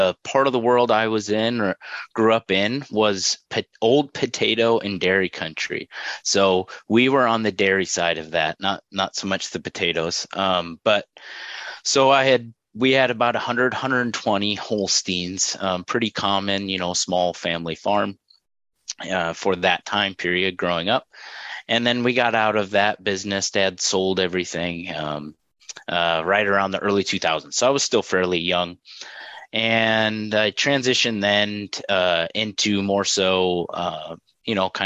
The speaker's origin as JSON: {"language": "English", "area": "just north of the Twin Cities", "region": "Minnesota", "country": "United States", "tie": "born or raised there", "moved": "as an adult", "lives_now": "Fargo, United States", "said": "I'm originally from Minnesota, just north of the Twin Cities, St. Paul, Minneapolis. And so grew up there"}